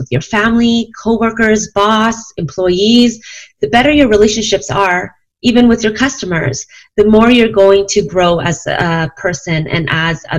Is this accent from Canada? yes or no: yes; Canada; now in Calgary, Canada; I am from Canada, Calgary, Alberta, to be specific. I'm Chinese. My parents immigrated to Canada